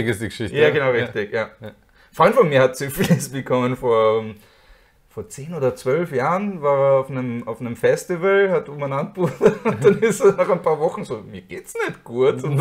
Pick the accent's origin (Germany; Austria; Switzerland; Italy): Austria; Als Österreicher habe ich es gern, wenn ich mehr Wasser